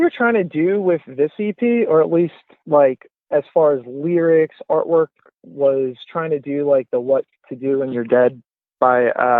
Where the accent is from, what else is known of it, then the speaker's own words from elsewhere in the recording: Ocean City, New Jersey, United States; moved away; I'm from Ocean City, New Jersey, so I'm going to be crashing at my mom's house